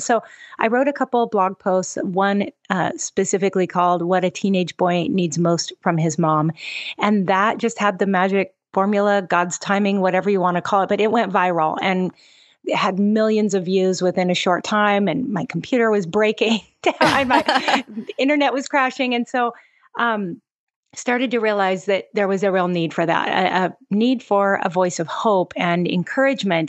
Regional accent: Seattle, Washington, United States; moved away as an adult; now in Oahu, Hawaii, United States; I'm originally from the Pacific Northwest. So I'm kinda a Seattle girl

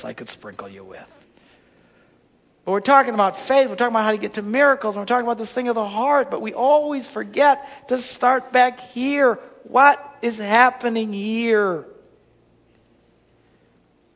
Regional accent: Wisconsin, United States; I'm just from Wisconsin

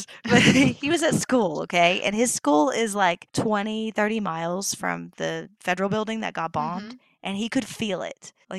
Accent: Oklahoma, United States; also born or lived in Tulsa; And I'm from Oklahoma.

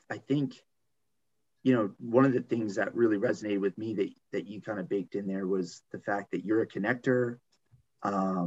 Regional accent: New Jersey, United States; moved away as an adult; also born or lived in West Virginia; now in Baltimore, United States; I'm originally from New Jersey

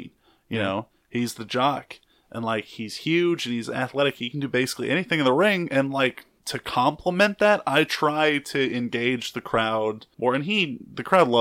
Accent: Huntsville, Alabama, United States; moved away as an adult; now in New Orleans, United States; I'm from North Alabama, so like Huntsville

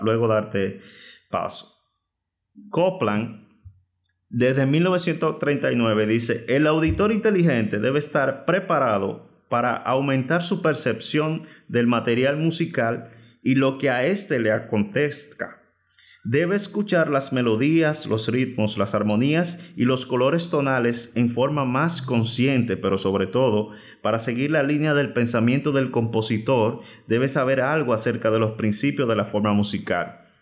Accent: Dominican Republic; República Dominicana, yo digo que es bendecida porque en el punto geográfico que estamos, aparte de ser envidiado, nos llega de toda clase de música de todo el mundo. Por lo tanto, tuve la dicha de crecer en ese universo enorme de, canciones.

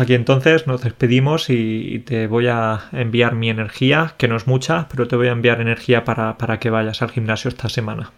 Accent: Spain

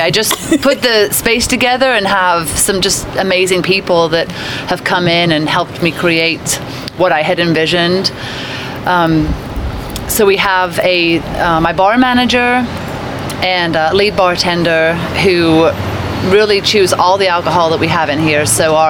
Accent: England, United Kingdom; moved away as an adult; now in Woodstock, United States; So my brief background of me is I was born and raised in England. Came to the States in 95.

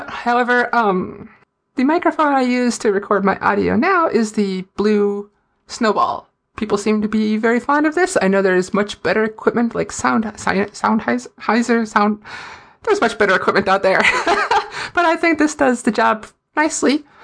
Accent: Fargo, North Dakota, United States; accent: Fargo; everyone loves watching me talk with my Fargo accent on a video where I was mocking a Fargo accent.

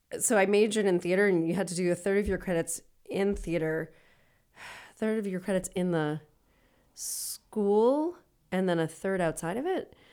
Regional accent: Worcester, Massachusetts, United States; I grew up in Worcester

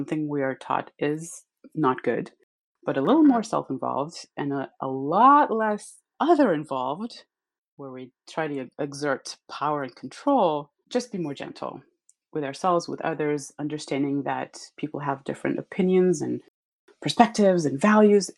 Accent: Israel; moved away as an adult; I was born and raised in Israel. I lived about half of my life in the Middle East

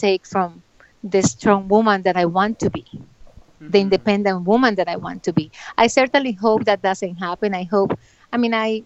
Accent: Bucaramanga, Santander, Colombia; moved away; I'm from Bucaramanga

